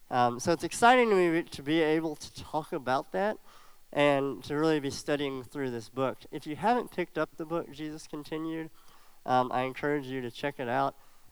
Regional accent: Alabama, United States; So as some of you know, I grew up in Alabama, which is a long ways away. And thankfully, I don't have too much of an accent. I do still say y'all sometimes and a couple of little words like that. But I grew up in Alabama

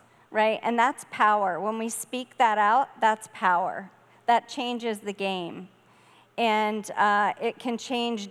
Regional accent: Charleston, South Carolina, United States; moved away as an adult; also born or lived in Minnesota; now in Connecticut, United States; I grew up in Charleston, South Carolina, on the water.

